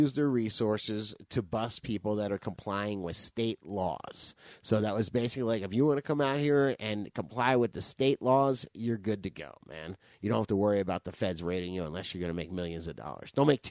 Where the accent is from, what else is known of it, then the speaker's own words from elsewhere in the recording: Florida, United States; moved away; I'm from Florida